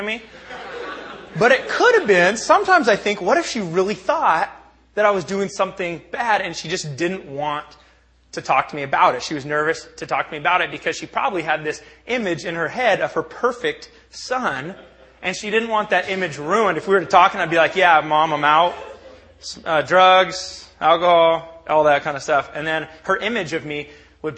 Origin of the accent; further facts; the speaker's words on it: Bellingham, Washington, United States; I was born and raised in the Northwest. I'm a product of Bellingham, Washington